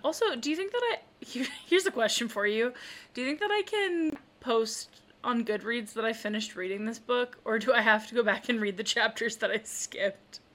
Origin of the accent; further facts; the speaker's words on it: Spooner, Wisconsin, United States; my my hometown